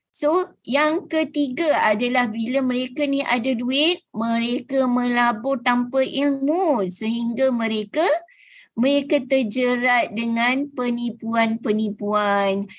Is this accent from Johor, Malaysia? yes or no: yes; Mersing, Johor, Malaysia; Saya berasal daripada Mersing Johor